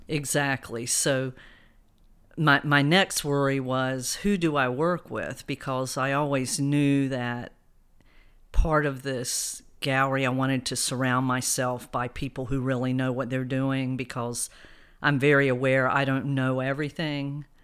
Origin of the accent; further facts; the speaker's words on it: Fayetteville, North Carolina, United States; also born or lived in Philadelphia / New York; now in Wilmington, United States; We grew up in Fayetteville, North Carolina